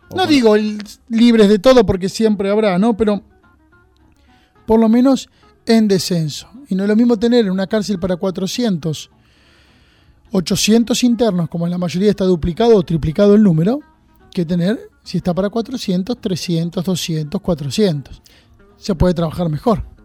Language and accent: Spanish; Junín, Buenos Aires Province, Argentina; moved away as an adult; now in San Andrés de Giles, Argentina; yo soy de Junín, nacido en Junín